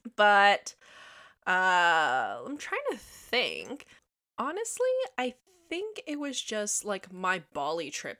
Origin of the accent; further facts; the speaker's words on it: Toronto, Ontario, Canada; I grew up in Toronto, Ontario, Canada